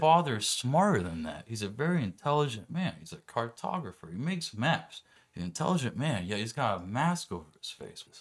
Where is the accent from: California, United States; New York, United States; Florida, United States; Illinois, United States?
California, United States; Orange County; moved away as an adult; now in Arizona, United States; I moved out here from Orange County in two thousand nine.